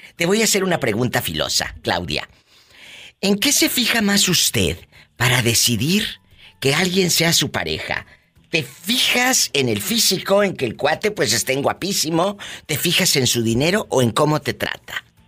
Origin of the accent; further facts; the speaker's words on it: Matamoros, Tamaulipas, Mexico; now in United States; Yo nací en Matamoros, Tamaulipas